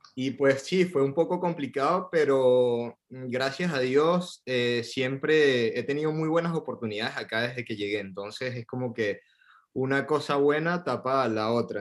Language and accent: Spanish; Venezuela; moved away as an adult; also born or lived in Buenos Aires, Argentina; now in Paris, France; Yo tengo cuatro años que me fui de Venezuela